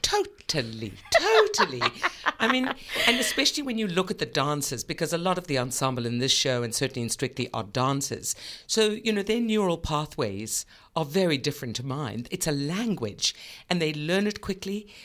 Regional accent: South Africa; also born or lived in New York; now in Australia; I come from South Africa, which is a very, was a very oppressive regime.

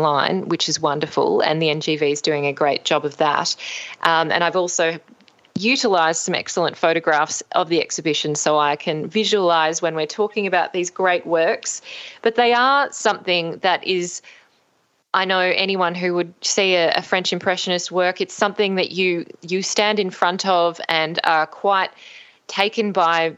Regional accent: Australia; as an Australian, to see what my own country is doing on the world stage

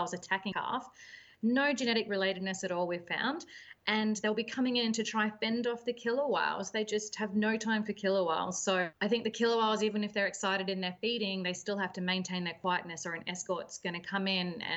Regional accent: Melbourne, Victoria, Australia; moved away as an adult; also born or lived in Western Australia; I originally grew up in Melbourne on Port Phillip Bay

